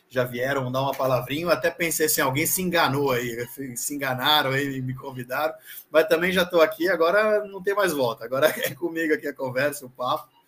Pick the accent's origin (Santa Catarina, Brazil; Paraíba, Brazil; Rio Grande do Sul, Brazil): Santa Catarina, Brazil; Florianópolis; Cara, eu sou, como você falou, sou catarinense, sou de Floripa.